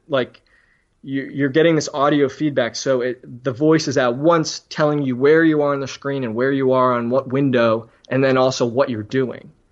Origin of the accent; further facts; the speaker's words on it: Braintree, Massachusetts, United States; also born or lived in Cambridge, Massachusetts; I grew up in Braintree, Massachusetts, which is, again, just south of, it's a suburb of Boston, just south.